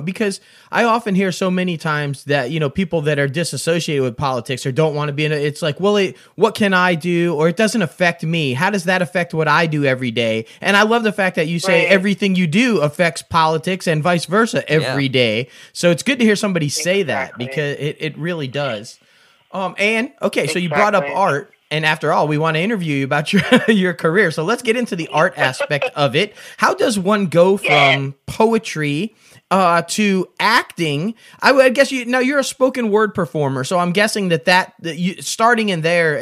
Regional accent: Syracuse, New York, United States; moved away; I'm born and raised in Syracuse, so I'm all about the snow belt

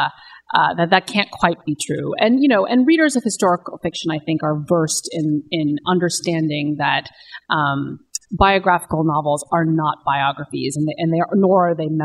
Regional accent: California, United States; moved away; I'm from California, my parents and brother now live in Southern California

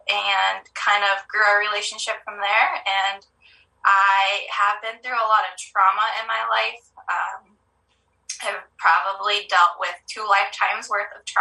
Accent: Montana, United States; also born or lived in California; moved to Montana when I was about 10. I moved from California. I absolutely disliked living in Montana when I first moved here. Um, I was a city girl.

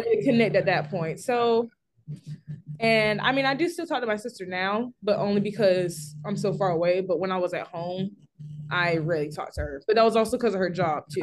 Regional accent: Simpsonville, South Carolina, United States; I'm from Simpsonville, South Carolina

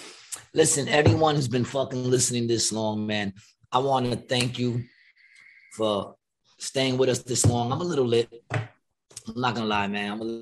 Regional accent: New York City, New York, United States; when we were growing up in Ravenswood?

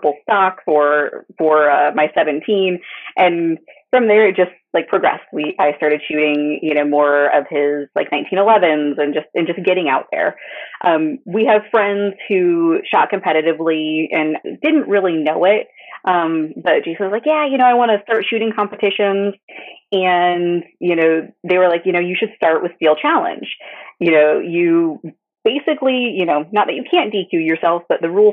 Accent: Wyoming, United States; now in North Carolina, United States; I grew up in Wyoming

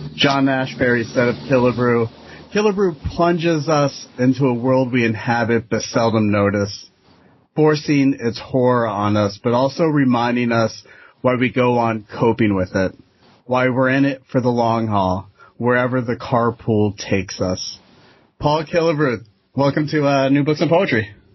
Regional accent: Florida, United States; I grew up in Florida, and while that's a very transient, diverse state

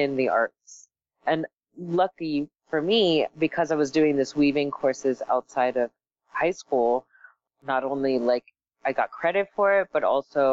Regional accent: North Miami Beach, Florida, United States; also born or lived in Paris, France; I was born in Paris and I was raised in Miami. I came here when I was 6 years old

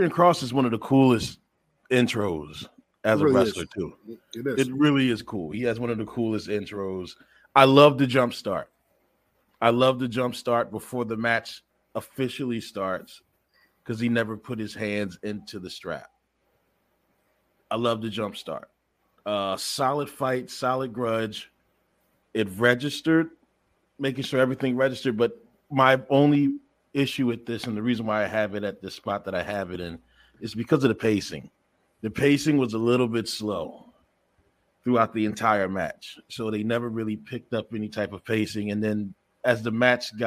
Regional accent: Philadelphia, Pennsylvania, United States; my hometown in Philly

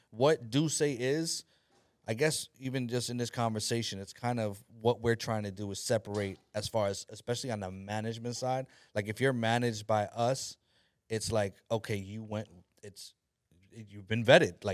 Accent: New York, United States; I'm such a New Yorker.

